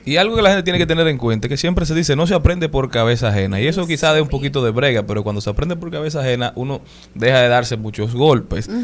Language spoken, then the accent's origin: Spanish; Dominican Republic; Como nacionales dominicanos